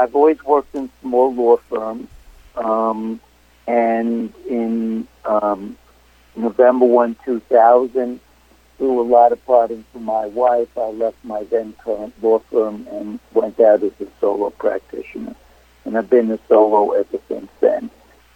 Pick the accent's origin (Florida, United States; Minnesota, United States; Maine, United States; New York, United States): New York, United States; New York City; born and raised in Brooklyn, Brooklyn College, NYU Law School.